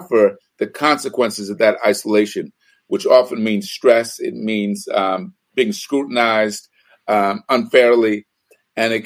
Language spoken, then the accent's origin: English; New York City, New York, United States; moved away; also born or lived in Bay Area, California / Los Angeles, United States; I was involved in my community first as a young person growing up in New York City and then in the Bay Area.